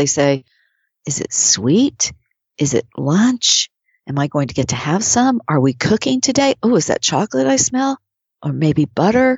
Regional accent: Oklahoma, United States; I grew up in Oklahoma

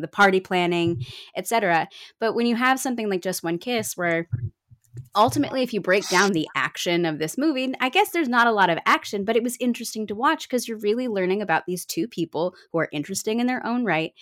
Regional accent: New York, United States; moved away as an adult; now in Cleveland, United States; I moved away from New York. Hannah and I were famously New York kids, but I am now a, a, a Clevelandite

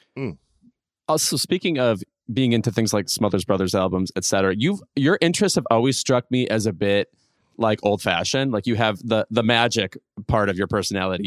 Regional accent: Chicago suburb, Illinois, United States; moved away; I'm in my hometown right now

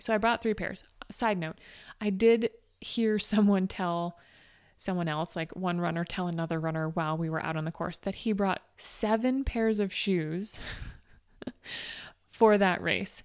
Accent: Northeast, United States; I'm from the Northeast where it routinely gets cold.

